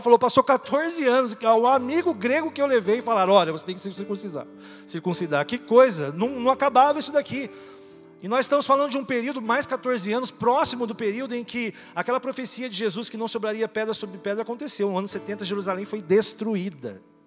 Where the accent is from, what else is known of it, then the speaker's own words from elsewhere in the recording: Brazil; Nós somos brasileiros, eu não sou judeu.